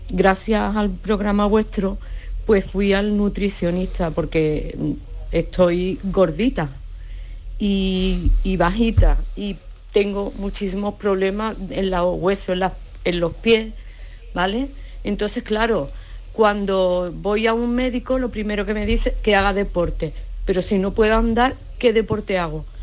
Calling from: Seville, Andalusia, Spain; Buenas tardes, soy … de Sevilla.

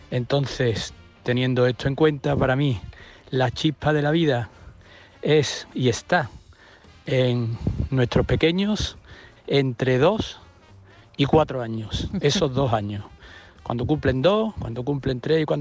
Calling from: Ronda, Andalusia, Spain; de Ronda.

